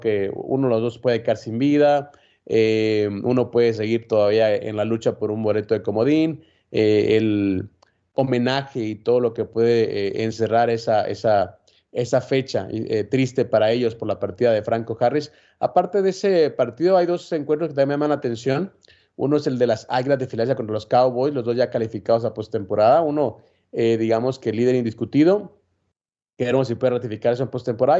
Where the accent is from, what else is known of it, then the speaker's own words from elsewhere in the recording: Guatemala; en mi país